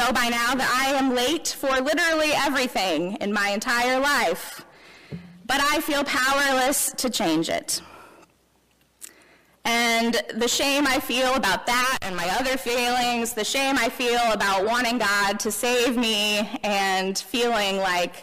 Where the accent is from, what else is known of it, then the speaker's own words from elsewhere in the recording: Memphis, Tennessee, United States; now in Elizabethtown, United States; I grew up in Memphis, as you may know, in the heart of the Bible Belt